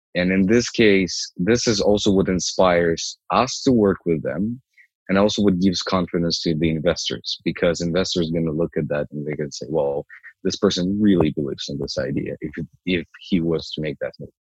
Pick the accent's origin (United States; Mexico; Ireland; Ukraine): Ukraine; moved away as an adult; also born or lived in Toronto, Canada; now in Canada; I'm I'm originally from Ukraine. I came here what seven years ago